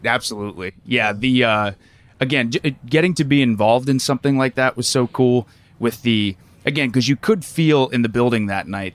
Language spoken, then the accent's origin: English; Lancaster, Pennsylvania, United States; Lancaster, Pennsylvania, so Amish country